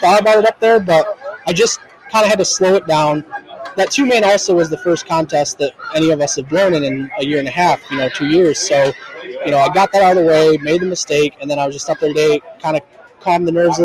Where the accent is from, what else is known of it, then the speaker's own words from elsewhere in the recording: Muskegon, Michigan, United States; I'm from Muskegon, Michigan.